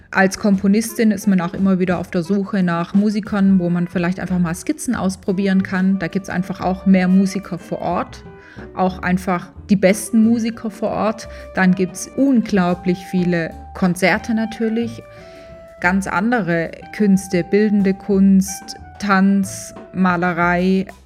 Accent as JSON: {"language": "German", "town": "Tübingen", "region": "Baden-Württemberg", "country": "Germany", "tie": "born or raised there", "said": "das als Schwäbin in Tübingen groß geworden, aus einer Handwerkerfamilie, das war schon gewöhnungsbedürftig."}